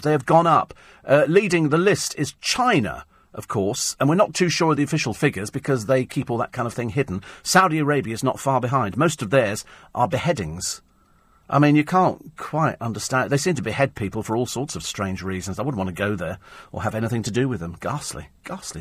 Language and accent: English; United Kingdom